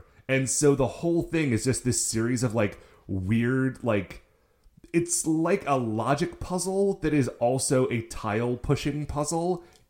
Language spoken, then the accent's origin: English; Ohio, United States